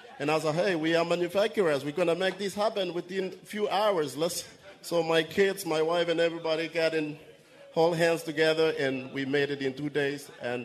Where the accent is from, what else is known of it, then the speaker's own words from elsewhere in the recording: Kenya; now in United States; I'm originally from Kenya myself